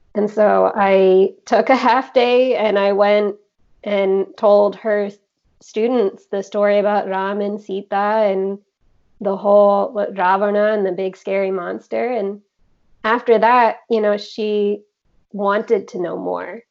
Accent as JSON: {"language": "English", "country": "United States", "tie": "born or raised there", "said": "I was born in the States"}